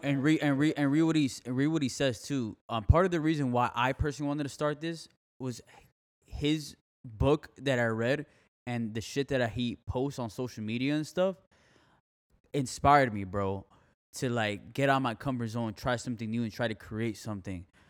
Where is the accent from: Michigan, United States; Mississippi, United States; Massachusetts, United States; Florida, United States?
Florida, United States; Miami; now in Fort Myers, United States; I'm from Miami. I love Miami, but I can't live there again